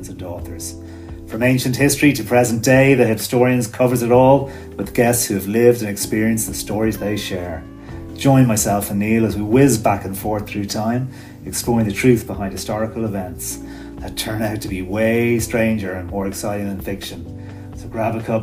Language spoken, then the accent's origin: English; Ireland; I grew up in Ireland